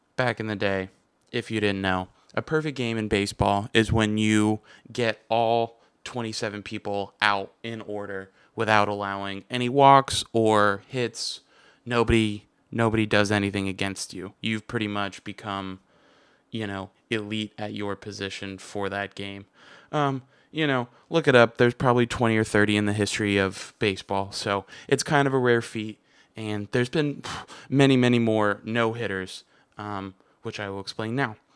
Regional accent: United States; I'm American

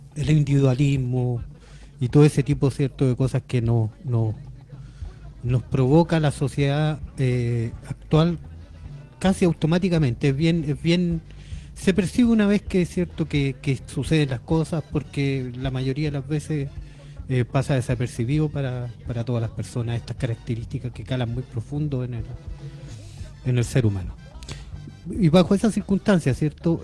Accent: Chile; como chileno

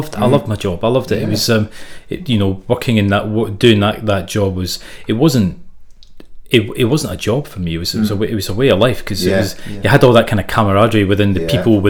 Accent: South Africa; also born or lived in Glasgow, United Kingdom / Zimbabwe; I was born in Glasgow, but I grew up in South Africa and Zimbabwe. So when I was nine, my family immigrated to South Africa.

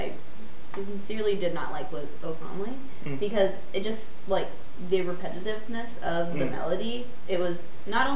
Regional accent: United States; I'm from Amish country

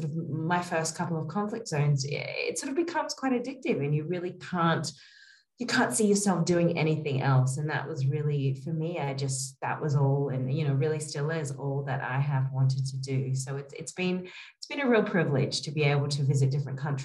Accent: Australia; moved away as an adult; also born or lived in New York, United States; now in Kabul, Afghanistan; I was born and raised in Australia and in small country towns

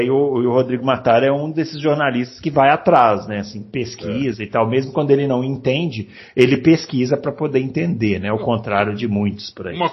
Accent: Porto Alegre, Rio Grande do Sul, Brazil; born there; eu sou nascido em Porto Alegre, mas só nascido, só, ah. somente nascido.

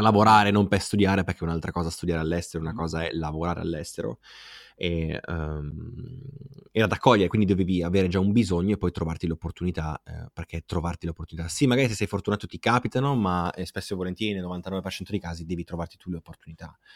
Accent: Aosta, Aosta Valley, Italy; vengo dalla Val d'Aosta o se non lo sapevano lo sanno ora, da una piccola città che è Aosta

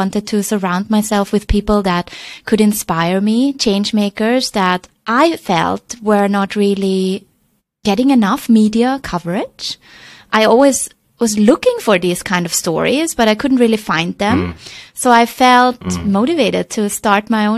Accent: Vienna, Austria; moved away as an adult; also born or lived in China; now in Hong Kong; I'm originally from Vienna, and I ended up in China 12 years ago

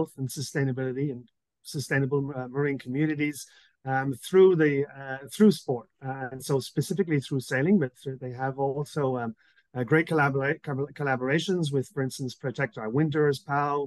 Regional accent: Southwest Ireland, Ireland; now in Quebec, Canada; my young years growing up in Southwest Ireland

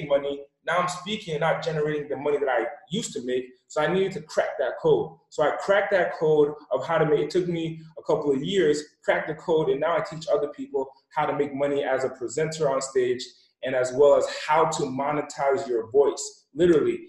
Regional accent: East Coast, Rhode Island, United States; I'm originally from the West Coast, from the East Coast. I was raised in an impoverished area in the smallest city, in the smallest state.

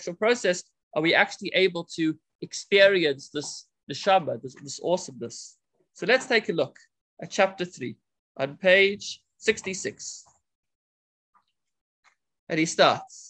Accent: South Africa; I'm the South African

